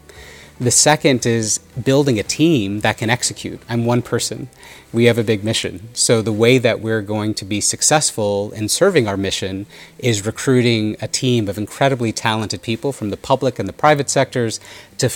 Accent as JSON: {"language": "English", "country": "United States", "tie": "born or raised there", "said": "growing up in the United States with them as parents"}